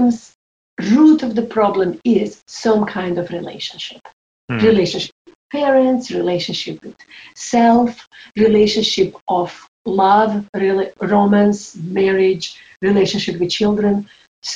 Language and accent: English; Croatia; moved away; also born or lived in New York; I was 15 years old when war started in my home country, Croatia